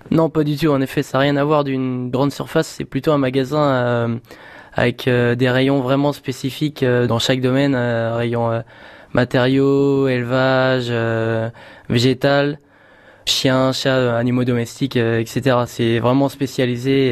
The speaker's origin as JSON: {"language": "French", "town": "Laigné", "region": "Pays de la Loire", "country": "France", "said": "je suis de Laigné, donc dans le sud de Mayenne"}